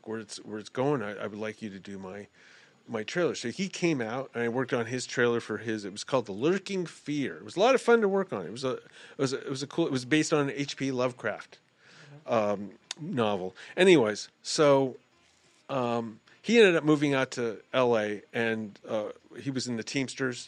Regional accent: New York City, New York, United States; moved away; I'm originally from Brooklyn, New York

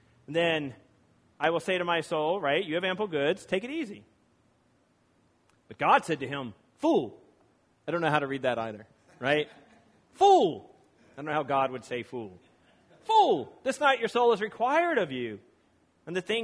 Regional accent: Virginia, United States; now in California, United States; I live in California and that I am from Virginia.

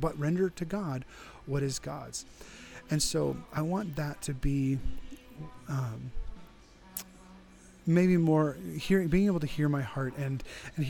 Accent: United States

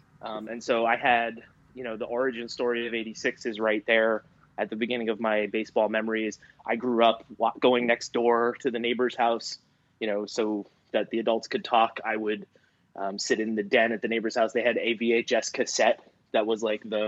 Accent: Long Island, New York, United States; I grew up on Long Island, partly because my family all came from Brooklyn originally on Long Island.

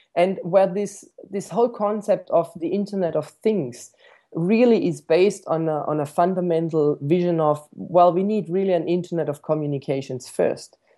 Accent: Stuttgart, Baden-Württemberg, Germany; moved away as an adult; also born or lived in New Zealand; I was born in Stuttgart, um, uh, surrounded by inventors, so to speak. I mean, the first, uh, motor vehicle was invented, uh, just around five minutes from where I used to grow up.

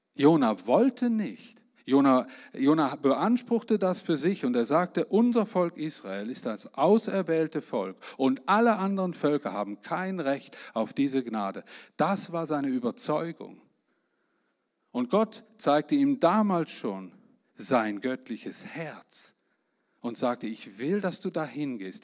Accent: Germany; Ich bin Deutscher

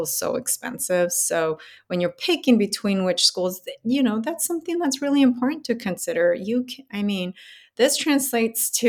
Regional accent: Southern California, United States; I am from Southern California

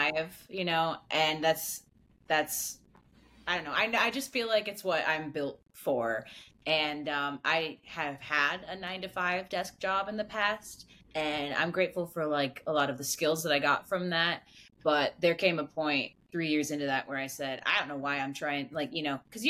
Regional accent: Michigan, United States; moved away; We're originally from Michigan

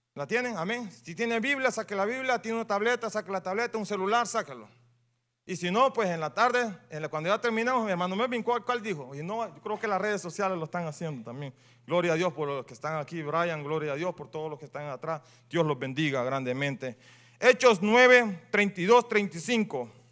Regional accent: Honduras; Yo soy hondureño

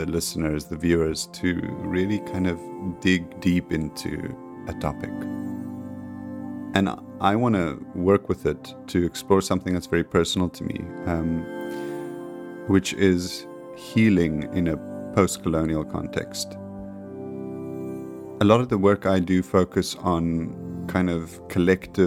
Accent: South Africa; I'm a South African creative generalist

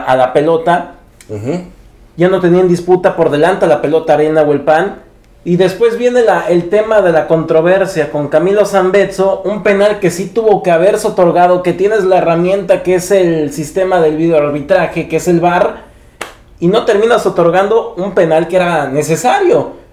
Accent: Tijuana, Baja California, Mexico; Yo soy de Tijuana. Ellos ya cuando se cambiaron a vivir aquí en la ciudad de Tijuana, yo nací aquí.

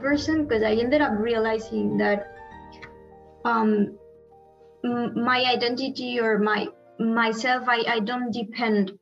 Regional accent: Cerdanyola del Vallès, Catalonia, Spain; moved away; also born or lived in Miami, United States; I grew up in a town called Sardanyola, very close to Barcelona

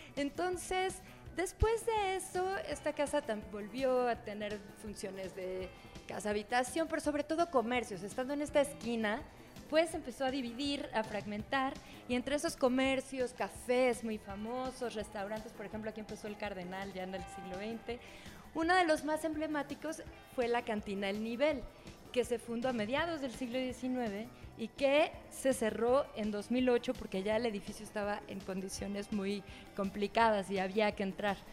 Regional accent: Mexico; Como mexicanas, como mexicanos, como, parte de este país

